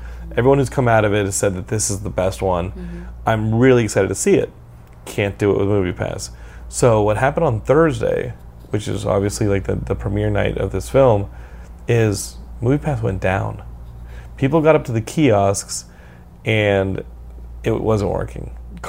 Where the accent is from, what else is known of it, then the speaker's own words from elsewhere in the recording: Texas, United States; I'm from Texas, and I can use it. Texas Texas is its own country.